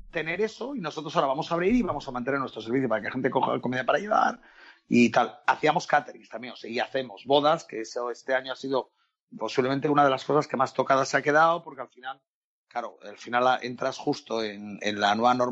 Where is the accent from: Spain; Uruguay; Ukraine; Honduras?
Spain; eso no somos españoles, somos étnicos, decía yo.